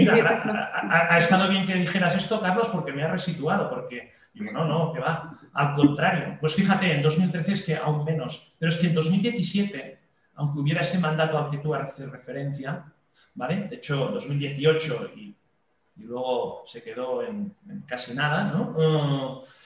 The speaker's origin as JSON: {"language": "Spanish", "region": "Catalonia", "country": "Spain", "said": "en mi país, que es España, en una región en concreto que es Cataluña"}